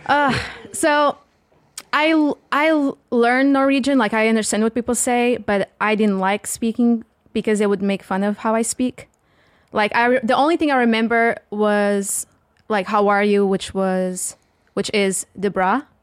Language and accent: English; the South, Portugal; accent: strong, thick southern accent; first language Portuguese; English is a second language; now in United States; I'm from the South and you have a very, we have a very strong, thick accent